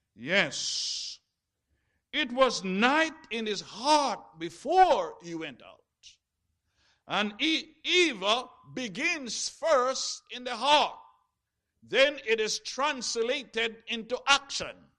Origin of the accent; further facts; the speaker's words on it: Jamaica; when I was growing up in Jamaica